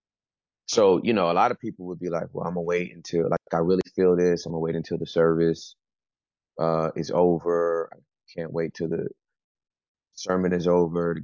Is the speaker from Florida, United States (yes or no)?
no; Inglewood, California, United States; moved away as an adult; now in Dallas, United States; I am from Inglewood, California, Southern California